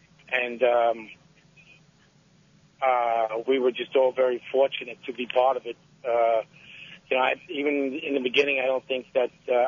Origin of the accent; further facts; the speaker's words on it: New York City, New York, United States; growing up in New York and in Brooklyn